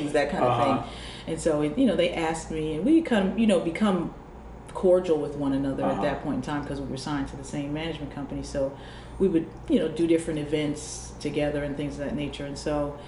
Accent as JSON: {"language": "English", "region": "New Jersey", "country": "United States", "said": "I was from New Jersey and I had my little rugged edge"}